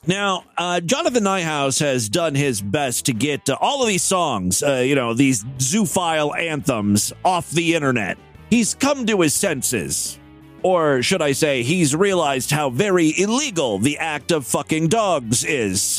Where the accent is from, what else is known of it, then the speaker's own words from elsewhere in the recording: Ashtabula, Ohio, United States; Ashtabula, Ohio, my hometown